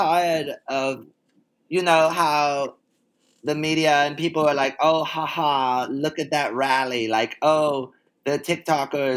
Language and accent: English; the South, United States; I'm from the South